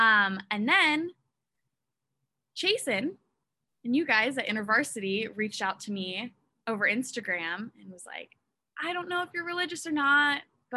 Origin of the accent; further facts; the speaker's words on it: Oregon, United States; moved away as an adult; now in Utah, United States; I'm from Westland, Oregon.